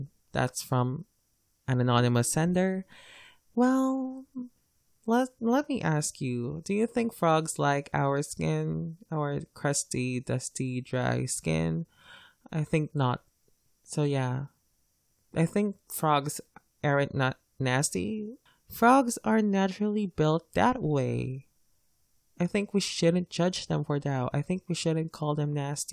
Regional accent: Philippines; English is a second language; As a Filipino, I'm lucky to be taught English because English is our second official language here.

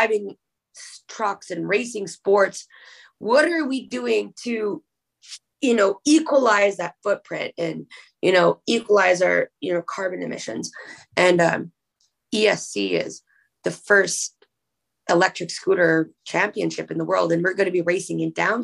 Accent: Canada; also born or lived in Winnipeg, Manitoba; I'm a Canadian

